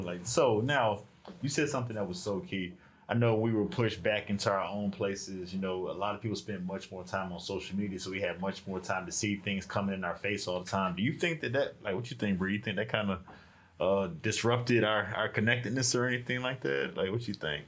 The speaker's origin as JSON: {"language": "English", "town": "Norfolk", "region": "Virginia", "country": "United States", "moved": "yes", "said": "I'm originally from uh, Norfolk, Virginia"}